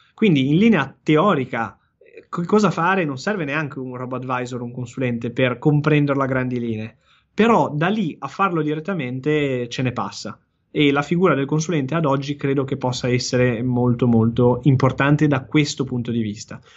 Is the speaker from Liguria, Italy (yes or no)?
yes; Genoa, Liguria, Italy; da genovese